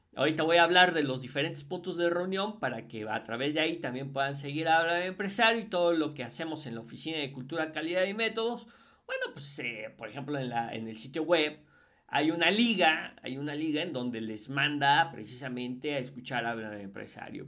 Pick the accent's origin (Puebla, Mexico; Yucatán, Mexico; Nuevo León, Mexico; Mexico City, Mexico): Puebla, Mexico; yo soy mexicano, yo soy poblano